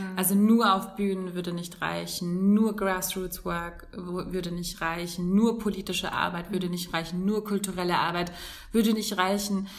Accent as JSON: {"language": "German", "region": "Hamburg", "country": "Germany", "tie": "born or raised there", "moved": "as an adult", "said": "bei uns in Hamburg"}